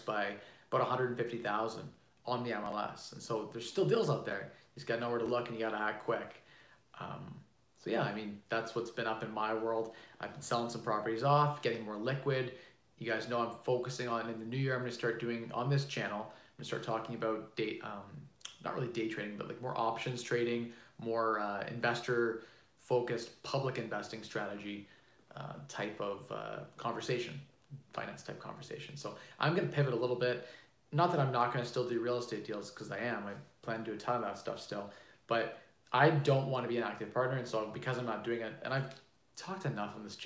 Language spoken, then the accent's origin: English; Canada; I'm Canadian